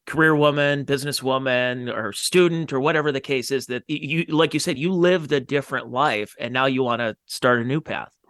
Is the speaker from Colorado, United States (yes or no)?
no; Ohio, United States; from Ohio